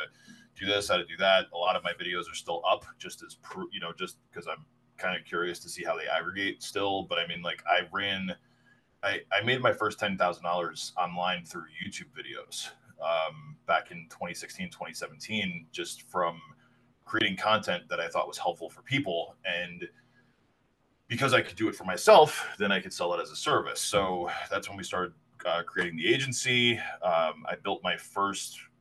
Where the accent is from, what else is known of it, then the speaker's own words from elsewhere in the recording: New Jersey, United States; moved away as an adult; I grew up on the East Coast, in New Jersey, in the 80s and 90s, in the early 2000s.